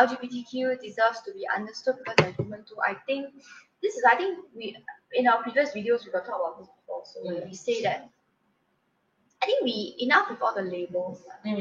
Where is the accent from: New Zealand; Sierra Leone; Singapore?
Singapore; as a Singaporean